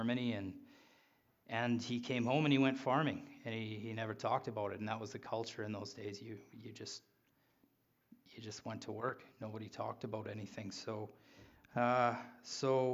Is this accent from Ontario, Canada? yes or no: no; Regina, Saskatchewan, Canada; I was born in Regina